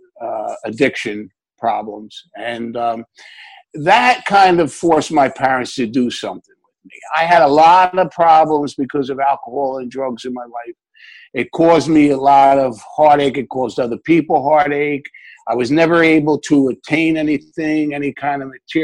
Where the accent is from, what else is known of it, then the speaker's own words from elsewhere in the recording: Newark, New Jersey, United States; I lived in Newark, New Jersey